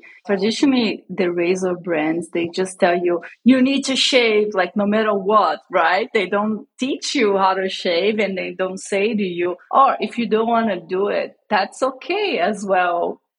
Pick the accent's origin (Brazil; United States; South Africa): Brazil; moved away as an adult; I grew up in Brazil. I live in Brazil most of my life.